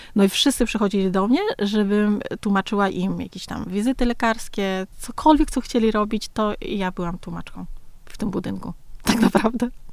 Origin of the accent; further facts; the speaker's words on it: Nam Dinh Province, Vietnam; Polish is a second language; now in Warsaw, Poland; urodziłam się w Dinh